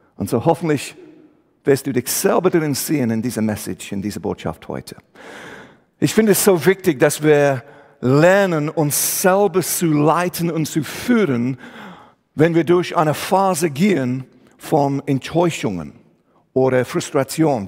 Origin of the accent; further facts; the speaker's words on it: England, United Kingdom; German is a second language; moved away as an adult; also born or lived in Switzerland; now in Aarau, Switzerland; Ich komme ursprünglich aus England, wohne aber seit dieses Jahr 25 Jahre hier in die Schweiz